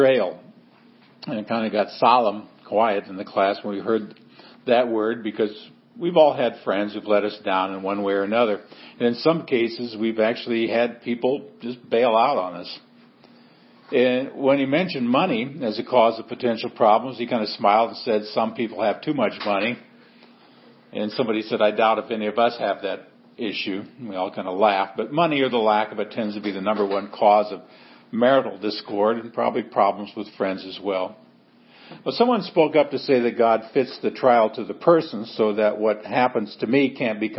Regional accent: Seward, Nebraska, United States; moved away; my hometown of Seward, Nebraska. Homecoming and a 55th high school reunion

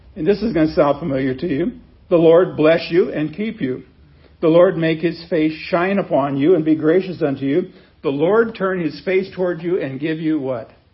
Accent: Wheat Ridge, Colorado, United States; also born or lived in Chicago area; now in Branson, United States; I was born in Wheat Ridge, Colorado, which is a suburb of another one, Denver

